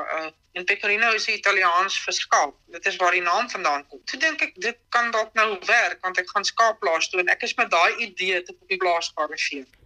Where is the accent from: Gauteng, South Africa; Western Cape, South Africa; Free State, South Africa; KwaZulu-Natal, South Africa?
Free State, South Africa; Smithfield; also born or lived in Bloemfontein; Ek is in Bloemfontein gebore, maar ek het ek het aan Smithfield groot geword.